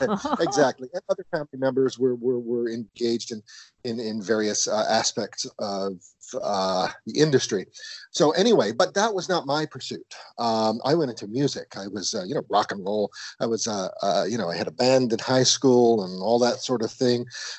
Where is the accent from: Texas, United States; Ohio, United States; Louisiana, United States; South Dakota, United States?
Louisiana, United States; New Orleans; I grew up in New Orleans in a Creole family whose roots, my family arrived from Brittany in the 16th. So we go way back.